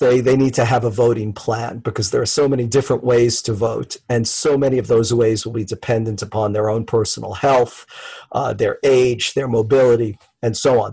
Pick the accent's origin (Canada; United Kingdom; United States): United States; as an American